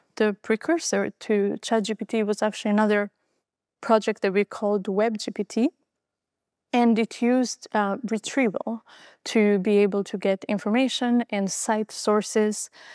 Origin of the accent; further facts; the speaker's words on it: Albania; moved away; I was born in Albania, uh, just after the fall of communism.